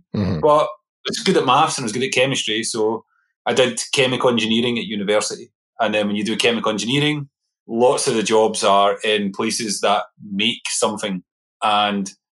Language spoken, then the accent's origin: English; Coatbridge, Scotland, United Kingdom; So I grew up in a little town called Coatbridge. It's about 10 miles outside Glasgow. So close to Glasgow was where I was